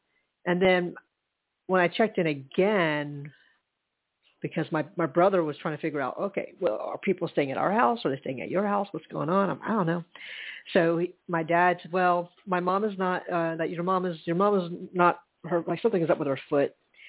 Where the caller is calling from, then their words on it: Charleston, South Carolina, United States; Well, I am calling in from Charleston. I'm at a hotel.